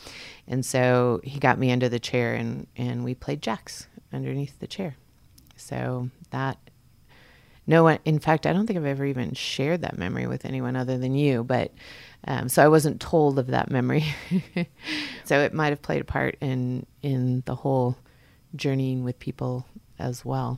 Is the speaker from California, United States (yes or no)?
yes; Fort Ord, California, United States; born there; also born or lived in Texas; I was born in Fort Ord, California. The base is now closed up in Northern California.